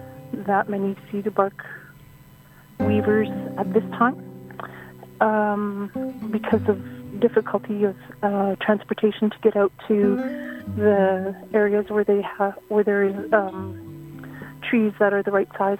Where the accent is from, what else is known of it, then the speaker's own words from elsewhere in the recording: Old Masset, British Columbia, Canada; I am Haida from Old Masset